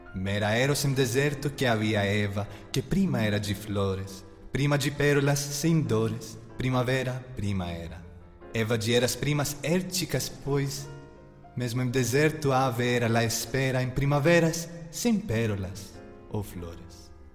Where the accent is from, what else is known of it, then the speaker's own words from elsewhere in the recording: Athens, Attica, Greece; Portuguese is a second language; moved away as an adult; also born or lived in Bristol, United Kingdom; o Conservatório de Atenas, em Grécia, onde nasci